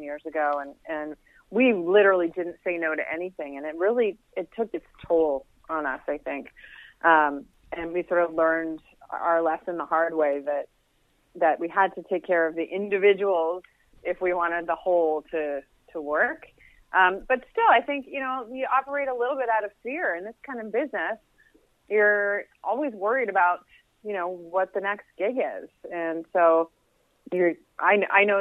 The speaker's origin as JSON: {"language": "English", "town": "Halifax", "region": "Nova Scotia", "country": "Canada", "tie": "born or raised there", "also_born_or_lived": "Toronto / Calgary", "moved": "yes", "said": "Halifax, which is nice. My hometown."}